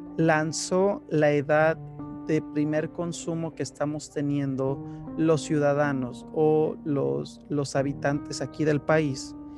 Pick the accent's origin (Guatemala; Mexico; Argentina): Mexico; de aquí, de mi país de origen, de México